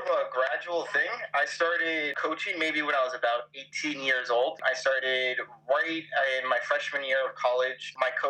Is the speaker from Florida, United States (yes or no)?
yes; Coral Springs, Florida, United States; moved away as an adult; now in Germany; I grew up in South Florida, in Coral Springs, Florida